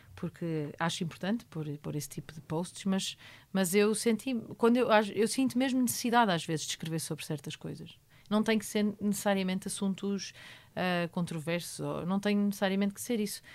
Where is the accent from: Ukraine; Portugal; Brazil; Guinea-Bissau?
Portugal; sou português também